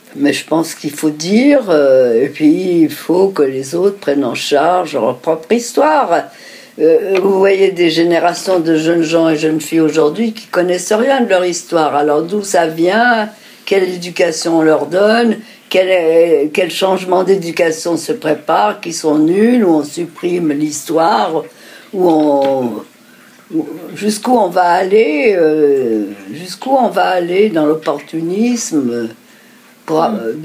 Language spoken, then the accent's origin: French; France; nous sommes, nous sommes français, juifs.